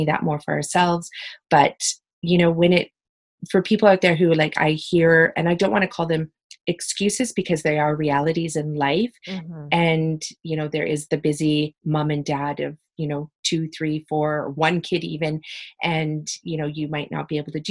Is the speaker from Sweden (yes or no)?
no; West Coast of BC, British Columbia, Canada; growing up on the West Coast of BC